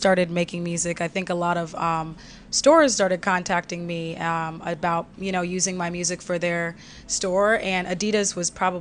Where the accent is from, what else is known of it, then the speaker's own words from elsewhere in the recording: Los Angeles, California, United States; also born or lived in Chicago; now in Virginia, United States; I was born in Chicago and I grew up in Los Angeles